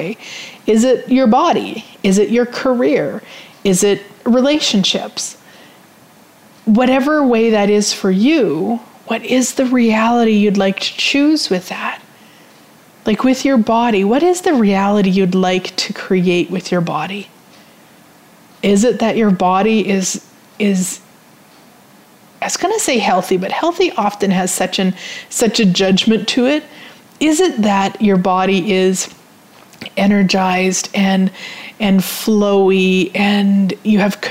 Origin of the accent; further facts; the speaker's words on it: Canada; I'm Canadian